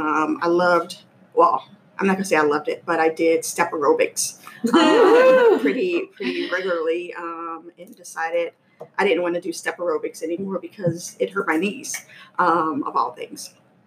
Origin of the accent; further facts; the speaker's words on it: New Orleans, Louisiana, United States; moved away as an adult; now in Maryland, United States; I'm from New Orleans, Louisiana. I moved to Maryland in 97 because of work.